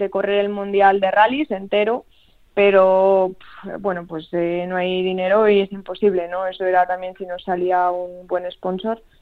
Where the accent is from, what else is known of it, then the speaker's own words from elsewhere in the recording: Spain; siendo española ir para allá no es tan fácil como ser de allí